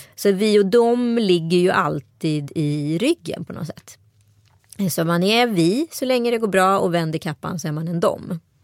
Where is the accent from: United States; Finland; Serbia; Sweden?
Sweden; Strömstad, Västra Götaland; jag har vuxit upp i Strömstad kommun